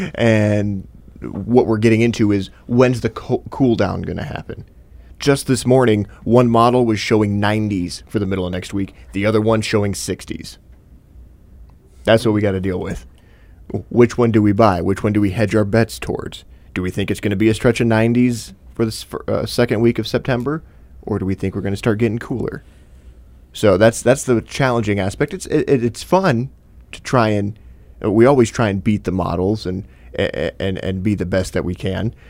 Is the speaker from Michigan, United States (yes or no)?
yes; Michigan, United States; moved away as an adult; also born or lived in Texas; As somebody that moved down to Texas for two years after growing up in Michigan